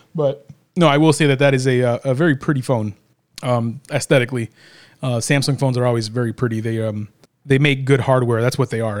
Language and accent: English; Illinois, United States; we're from Illinois